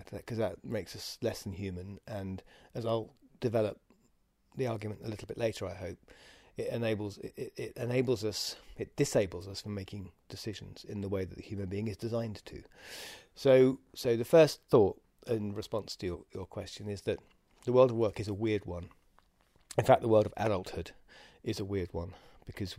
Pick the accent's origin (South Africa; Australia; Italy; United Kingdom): United Kingdom; England; we're English